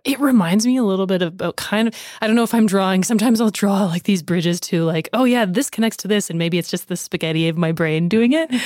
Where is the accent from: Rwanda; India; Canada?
Canada; near Lethbridge, Alberta; somebody that has lived in Canada, in close to Leth, like, Lethbridge most of my life